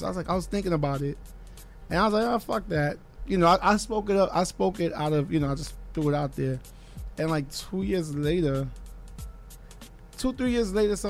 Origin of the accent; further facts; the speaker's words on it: New York City, New York, United States; I'm from Flatbush.